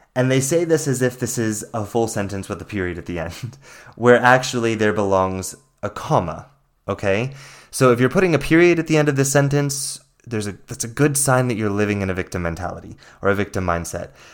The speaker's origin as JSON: {"language": "English", "area": "the Bible Belt", "region": "the South", "country": "United States", "tie": "born or raised there", "said": "I grew up in the Bible Belt"}